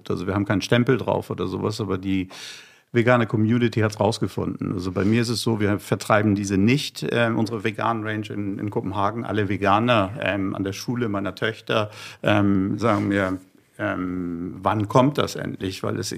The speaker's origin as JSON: {"language": "German", "region": "Hamburg", "country": "Germany", "said": "Ich bin ein, ein Hamburger, ich bin aus Norddeutschland und äh, ich habe Hering zum Frühstück gegessen."}